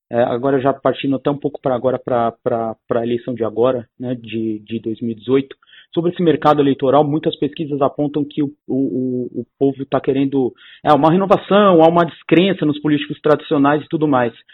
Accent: São Paulo, Brazil; eu sou aqui de São Paulo também

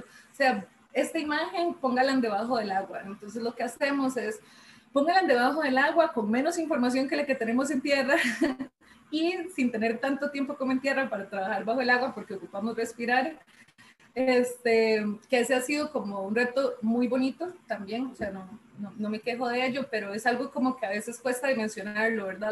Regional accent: San Ramón, Alajuela, Costa Rica; yo soy de San Ramón, de la abuela, yo soy moncheña

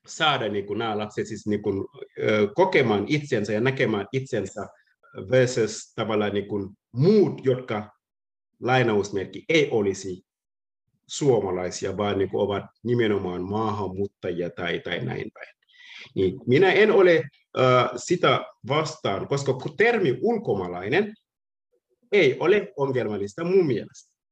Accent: Senegal; Finnish is a second language; moved away as an adult; now in Turku, Finland; ja minä olen 30 äh, vuot, 36-vuotiaana. Olen on asunut Suomessa 15 vuotta. Muutin Senegalista ähm, 2005, äh, 2005 niin

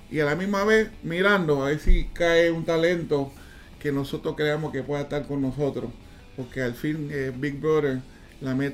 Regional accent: Panama; nos conocimos aquí en mi país, se casó con una, panameña.

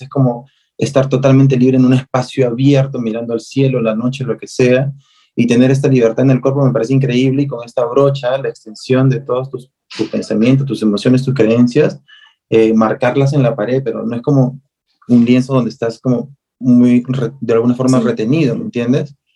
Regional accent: Peru; a nosotros nos define, no solo como peruanos

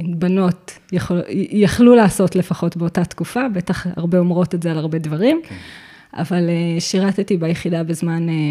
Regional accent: Givat Haim, Central District, Israel; אני נולדתי וגדלתי בגבעת חיים

